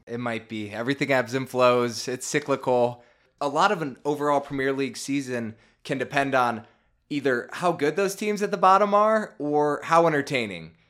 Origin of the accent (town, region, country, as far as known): Chicago, Illinois, United States; born or raised there